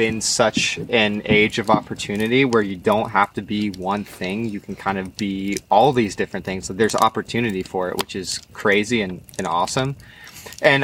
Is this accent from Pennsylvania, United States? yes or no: yes; Lancaster, Pennsylvania, United States; also born or lived in Morro Bay, California; now in San Luis Obispo, United States; I was raised, born and raised in Pennsylvania in a zone called Lancaster